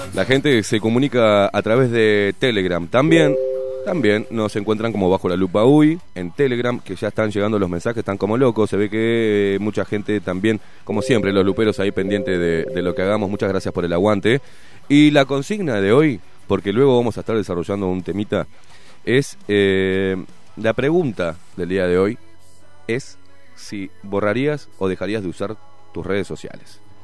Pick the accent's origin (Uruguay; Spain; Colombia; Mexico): Uruguay; Acá, acá, acá, en Uruguay